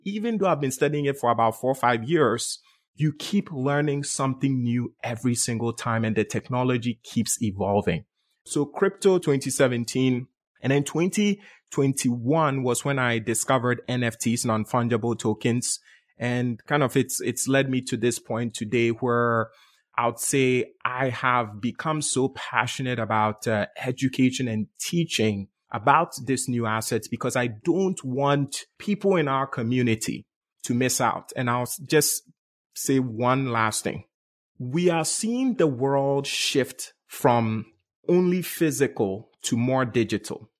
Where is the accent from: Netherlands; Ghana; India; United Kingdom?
Ghana; moved away as an adult; also born or lived in Bronx, New York; now in United States; Born and raised in Ghana, West Africa, came to the U S, and life for me started in Bronx, New York, around age eighteen.